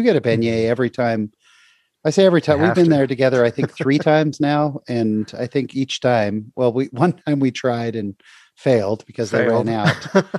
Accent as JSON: {"language": "English", "area": "Bay Area", "region": "California", "country": "United States", "tie": "born or raised there", "said": "I'm from the Bay Area, grew up going to San Francisco all the time."}